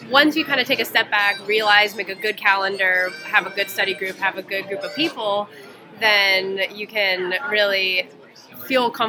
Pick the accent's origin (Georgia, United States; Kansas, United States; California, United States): Georgia, United States; Atlanta; So I was born and raised in the South.